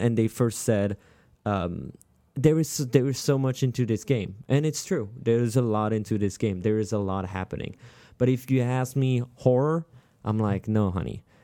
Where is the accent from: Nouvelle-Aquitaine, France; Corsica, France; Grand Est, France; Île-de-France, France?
Grand Est, France; Strasbourg; moved away; I'm from Strasbourg